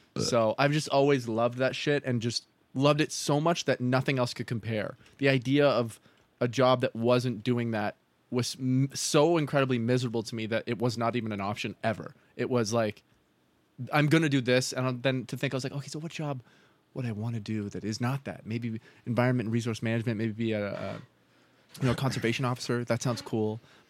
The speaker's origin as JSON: {"language": "English", "country": "Canada", "said": "Now, do I have the ability to say that was actually flawless being a Canadian? No, I don't."}